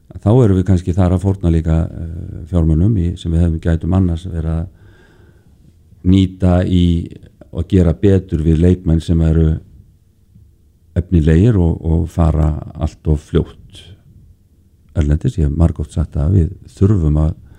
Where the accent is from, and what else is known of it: Iceland